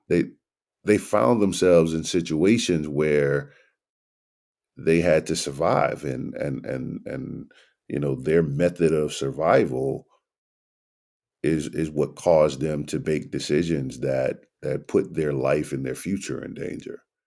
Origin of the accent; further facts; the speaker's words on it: New Orleans, Louisiana, United States; moved away as an adult; also born or lived in Nashville; I grew up in New Orleans, Louisiana during a time when it was the murder capital of the world